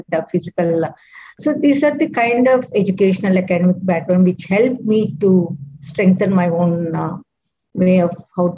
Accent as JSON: {"language": "English", "town": "Bangalore", "region": "Karnataka", "country": "India", "said": "I'm from South India, from Bangalore."}